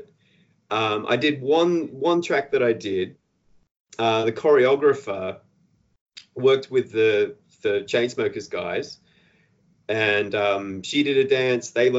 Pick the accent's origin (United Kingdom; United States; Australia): Australia